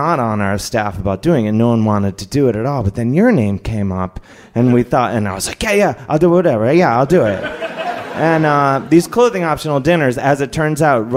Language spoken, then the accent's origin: English; Cleveland, Ohio, United States; I grew up in Cleveland.